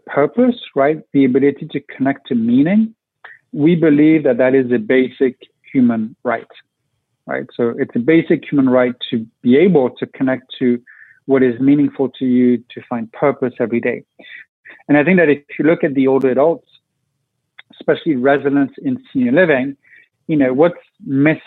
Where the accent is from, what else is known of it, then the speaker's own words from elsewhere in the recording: France; moved away as an adult; now in Washington, D.C., United States; I was born and raised in France